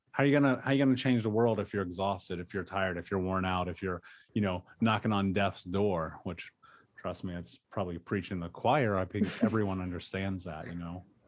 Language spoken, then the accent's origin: English; Indianapolis, Indiana, United States; I grew up in Indianapolis